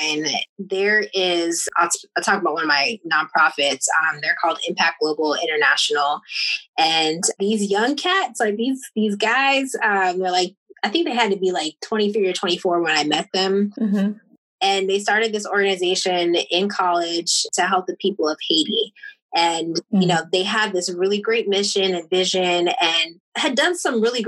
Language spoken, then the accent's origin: English; Jamaica; I'm Jamaican